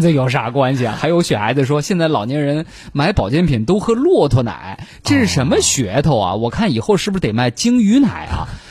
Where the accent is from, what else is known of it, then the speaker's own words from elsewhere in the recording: China; 而且我们中国人目前在北京这样的城市